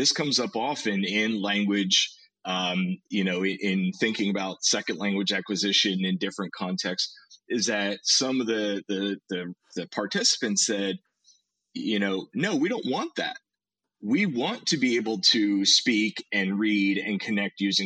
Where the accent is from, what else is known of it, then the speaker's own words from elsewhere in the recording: United States; I was born in the United States, educated in the United States